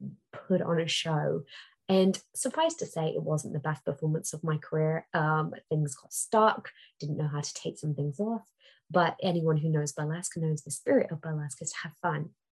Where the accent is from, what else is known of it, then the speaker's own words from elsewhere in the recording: Singapore; Yeah, I'm a Singaporean woman. Yeah, I'm an Indian woman. Yeah, I'm a brown woman.